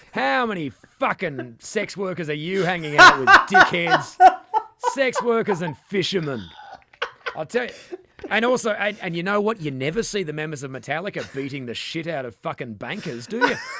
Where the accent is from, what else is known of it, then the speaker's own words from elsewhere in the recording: Western Australia, Australia; we're from Western Australia